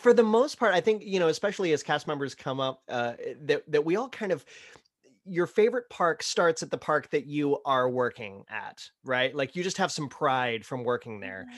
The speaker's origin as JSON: {"language": "English", "region": "Ohio", "country": "United States", "tie": "born or raised there", "moved": "yes", "lives_now": "Florida, United States", "said": "growing up in Ohio, my family would vacation down to Orlando"}